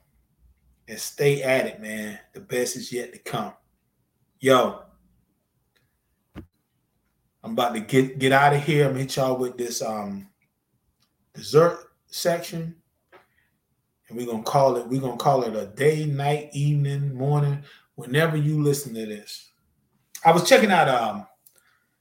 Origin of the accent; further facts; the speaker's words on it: North Carolina, United States; moved away; also born or lived in Georgia; I'm from Z-Town, man. I'm from Zeppelin, North Carolina. Love it. By way of Georgia, now I've been here for so long